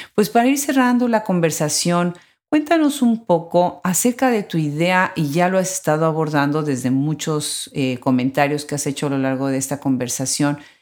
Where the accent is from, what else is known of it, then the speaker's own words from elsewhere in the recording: Mexico; yo como mexicana